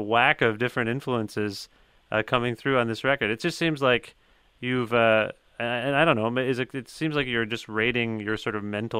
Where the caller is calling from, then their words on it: Guelph, Ontario, Canada; I'm calling you from Guelph, which is just down the road from Hamilton.